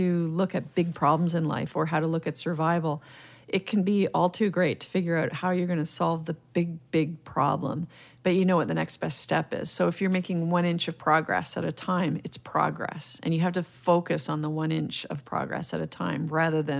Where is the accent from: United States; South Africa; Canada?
Canada; Mississauga, Ontario; I grew up in Mississauga, and it actually wasn't even Mississauga, Ontario back then. It was a little town called Cooksville.